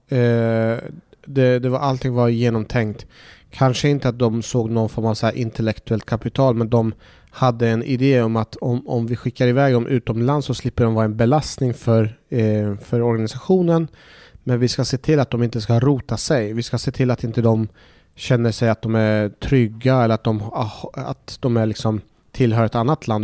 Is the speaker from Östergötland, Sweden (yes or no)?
yes; Norrköping, Östergötland, Sweden; also born or lived in Iraq / Baghdad; Vi fick så småningom komma till en svensk fosterfamilj där jag växte upp eh, i Norrköping